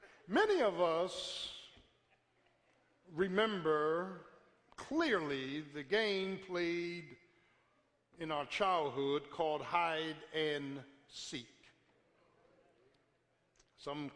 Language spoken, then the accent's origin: English; Philadelphia, Pennsylvania, United States; I'm from South Philly